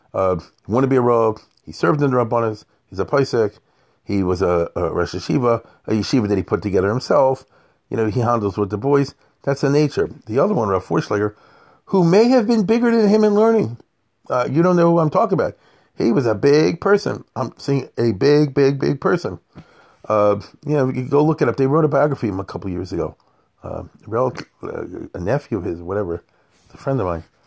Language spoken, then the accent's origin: English; Baltimore, Maryland, United States; I'm growing up in Baltimore